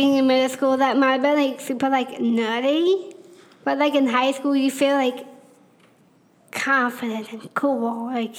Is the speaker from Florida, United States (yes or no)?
yes; Tallahassee, Florida, United States; also born or lived in Marianna, Florida; So I was born in Marianna, Florida, which is a little town just an hour away from Tallahassee. I lived there for a little while till I moved to Tallahassee when I was in the third grade.